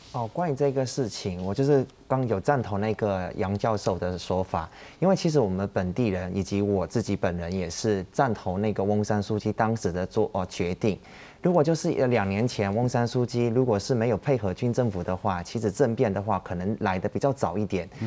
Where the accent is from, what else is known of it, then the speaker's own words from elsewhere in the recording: Myanmar; 我们就是缅甸人